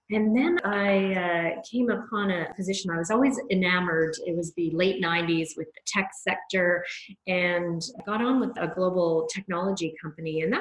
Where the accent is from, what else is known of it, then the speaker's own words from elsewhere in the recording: Canada; also born or lived in London, England / Toronto, Canada; I moved from London, England, uh, where I was doing my graduate school, to a little bit smaller uh, city, certainly in Toronto, Canada, but was much bigger than the place that I had